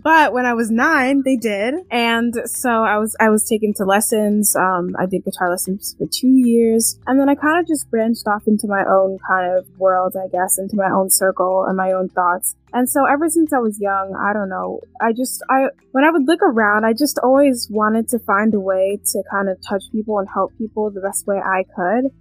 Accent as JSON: {"language": "English", "country": "Canada", "tie": "born or raised there", "also_born_or_lived": "London, England", "said": "I was born um, in England, London, England, but I am from Canada. I moved to Canada when I was two"}